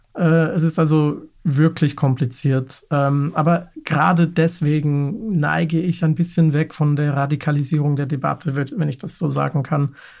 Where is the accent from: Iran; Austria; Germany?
Germany; Munich, Bavaria; moved away; Ich stamme zum Beispiel ursprünglich aus München